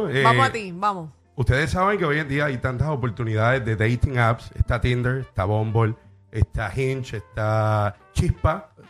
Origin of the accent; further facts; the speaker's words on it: Bayamón, Puerto Rico; de Bayamón, vaquero.